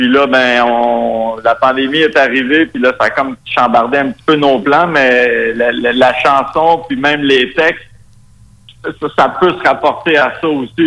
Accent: Quebec, Canada; accent: très québécois; first language Spanish; French is a second language; mon accent très québécois

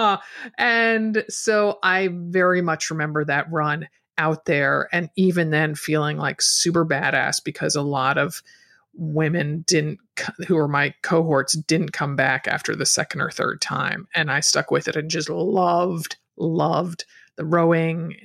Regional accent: Stamford, Connecticut, United States; now in Portland, United States; I'm a native of Connecticut

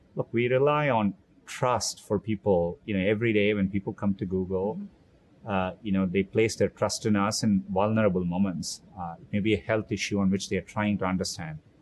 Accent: Chennai, Tamil Nadu, India; moved away as an adult; also born or lived in Mountain View, California; now in United States; I grew up in Chennai, India

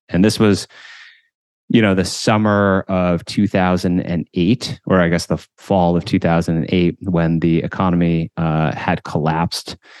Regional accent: Williamsburg, Massachusetts, United States; also born or lived in Paraguay; we moved to this small town in, uh, western Massachusetts called Williamsburg, population of two thousand people. And, uh, so I grew up there

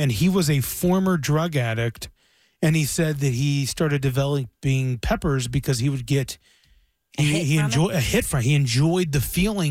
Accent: Roanoke, Virginia, United States; moved away; back in my hometown of Roanoke, Virginia

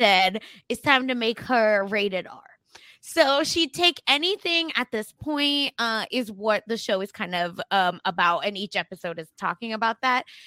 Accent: Oklahoma, United States; accent: Oklahoma American; my Oklahoma American accent

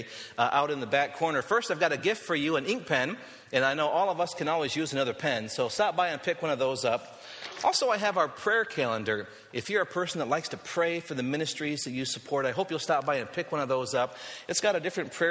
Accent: West Michigan, United States; I'm from West Michigan, which doesn't really quite count as being out west

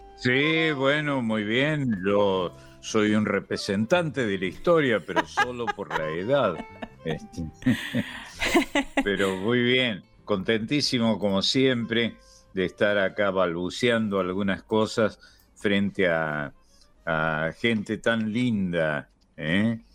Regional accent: Argentina; algunos de nosotros, que somos argentinos, desde luego, vocacional y natal, y, desde el punto de vista eh, de nuestro nacimiento, somos argentinos pero no tenemos nada que ver con el Río de la Plata

